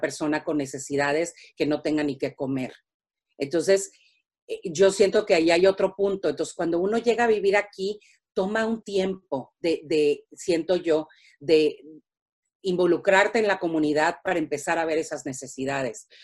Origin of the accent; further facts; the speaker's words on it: Mexico; now in United States; cuando nos salimos de México